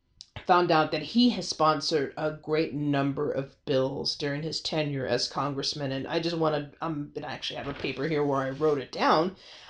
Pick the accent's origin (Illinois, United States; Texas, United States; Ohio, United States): Texas, United States; San Antonio; roughly about 80 miles from my hometown here in San Antonio.